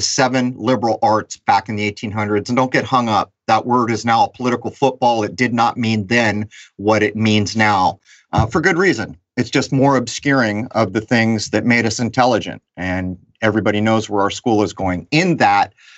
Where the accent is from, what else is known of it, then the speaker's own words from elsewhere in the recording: California, United States; moved away; I heard my hometown is on fire pretty bad in California